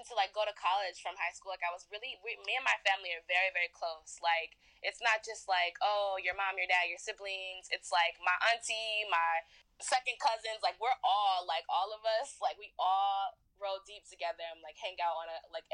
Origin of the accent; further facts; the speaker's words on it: Cleveland, Ohio, United States; moved away as an adult; also born or lived in Anaheim, California; now in Los Angeles, United States; I grew up in Cleveland, Ohio